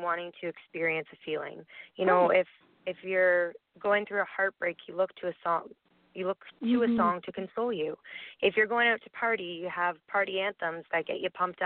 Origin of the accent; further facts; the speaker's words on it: Kingston, Ontario, Canada; now in Kitchener-Waterloo, Canada; I'm actually back in Kingston, which is my hometown.